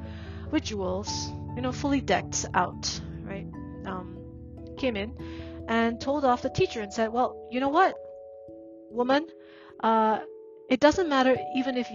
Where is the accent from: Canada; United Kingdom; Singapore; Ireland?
Singapore; moved away as an adult; also born or lived in Burma; now in France; as an immigrant child growing up in Singapore, where I'm not Chinese nor Malay nor Indian